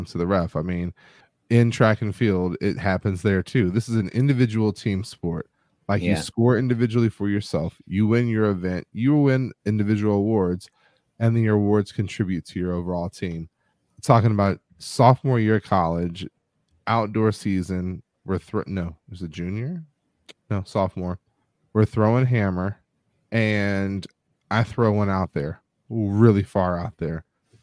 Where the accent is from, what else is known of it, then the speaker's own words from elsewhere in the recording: Newport News, Virginia, United States; I was from Newport News